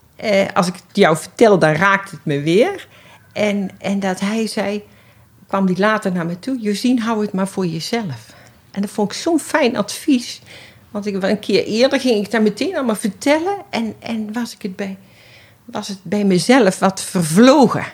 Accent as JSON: {"language": "Dutch", "town": "Schaijk", "region": "North Brabant", "country": "Netherlands", "tie": "born or raised there", "moved": "yes", "lives_now": "Amsterdam, Netherlands", "said": "Ik ben eh, geboren in Schuik tussen Den Bosch en Nijmegen, een dorpje"}